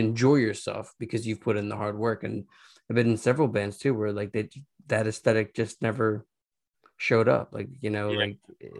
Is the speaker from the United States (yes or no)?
yes; Philadelphia, Pennsylvania, United States; also born or lived in Los Angeles; now in Philadelphia, United States; I'm from Philadelphia